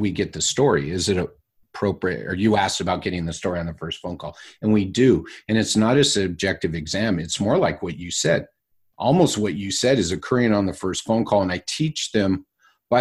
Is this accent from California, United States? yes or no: yes; California, United States; accent: California; my California accent